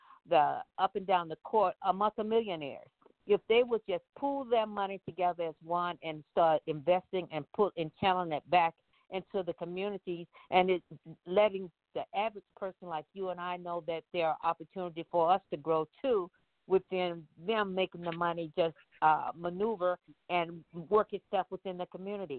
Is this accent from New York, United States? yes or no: no; Arizona, United States; I'm from Arizona.